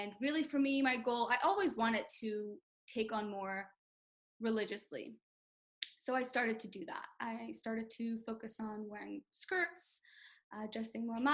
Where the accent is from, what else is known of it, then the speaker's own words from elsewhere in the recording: Memphis, Tennessee, United States; I'm from Memphis, Tennessee. And I was born there, raised